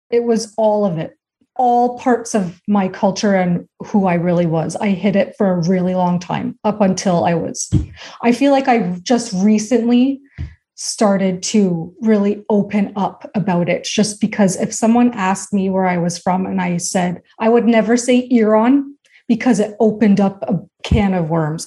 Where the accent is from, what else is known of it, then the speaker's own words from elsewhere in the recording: Canada; also born or lived in United States; I was born in the States, but I've grown up my whole life in Canada.